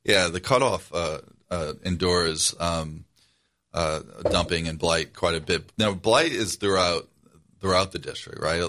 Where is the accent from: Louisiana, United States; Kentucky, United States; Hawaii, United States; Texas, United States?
Louisiana, United States; New Orleans; moved away as an adult; I grew up in the Algiers section of New Orleans. I live there now.